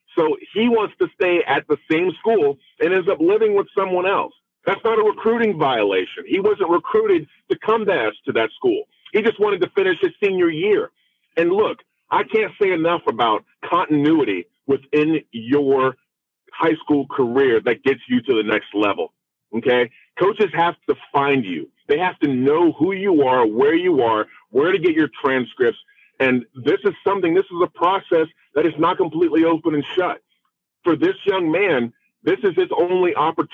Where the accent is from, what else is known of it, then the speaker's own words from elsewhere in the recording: Florida, United States; I am African American. I grew up in the state of Florida.